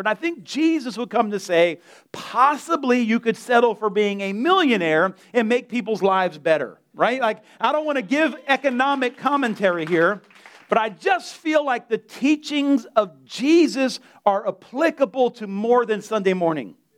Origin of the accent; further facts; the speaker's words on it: Delray, United States; I'm from Delray